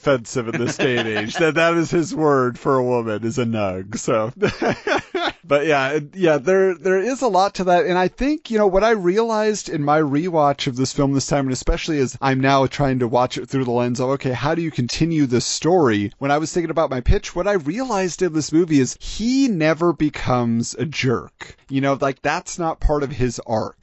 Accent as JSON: {"language": "English", "region": "California", "country": "United States", "moved": "yes", "lives_now": "Montana, United States", "said": "I'm from California"}